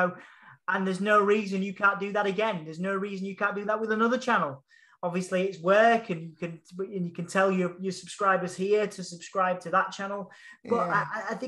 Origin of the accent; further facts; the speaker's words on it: Hull, Yorkshire and the Humber, United Kingdom; accent: Hull; That was my proper whole accent